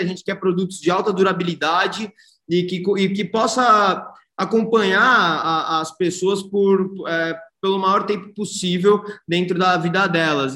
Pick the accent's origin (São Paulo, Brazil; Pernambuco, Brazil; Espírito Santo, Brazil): São Paulo, Brazil; Santos; moved away as an adult; now in São Paulo, Brazil; Eu sou nascido e criado em Santos eu fui para São Paulo para estudar administração de empresas na GV